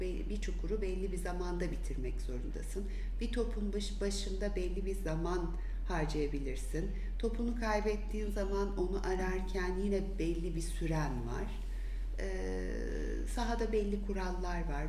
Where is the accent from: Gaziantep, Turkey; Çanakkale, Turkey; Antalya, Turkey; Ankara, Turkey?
Antalya, Turkey; moved away as an adult; also born or lived in İzmir; now in Istanbul, Turkey; İzmir'de doğdum. Belli bir yaşa kadar İzmir, sonra Antalya'da büyüdüm.